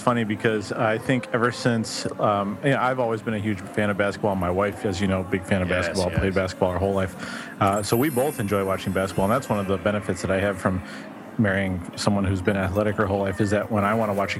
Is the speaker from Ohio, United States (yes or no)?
no; Chicago, Illinois, United States; I'm from Chicago